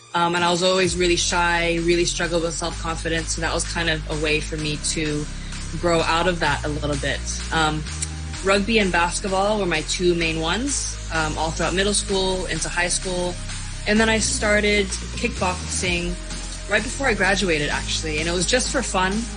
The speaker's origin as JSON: {"language": "English", "country": "Hong Kong", "tie": "born or raised there", "moved": "as an adult", "lives_now": "Shanghai, China", "said": "I grew up in Hong Kong and I am a professional MMA fighter currently based out of Shanghai"}